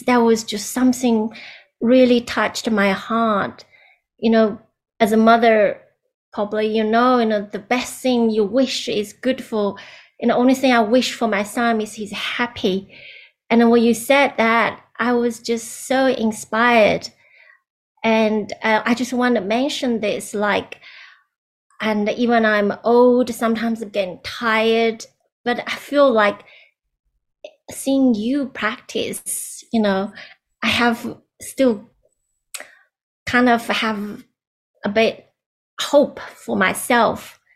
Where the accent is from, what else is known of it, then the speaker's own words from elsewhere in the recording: China; moved away; I was born in China